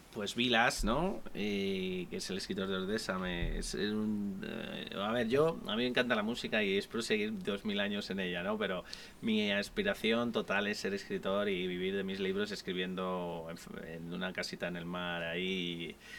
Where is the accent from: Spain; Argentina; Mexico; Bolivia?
Spain; Madrid, Community of Madrid; soy de Madrid, nacido en Chamberí